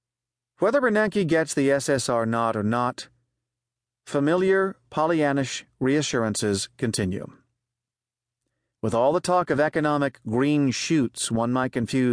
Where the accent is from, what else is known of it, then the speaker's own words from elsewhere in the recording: Connecticut, United States; my home state of Connecticut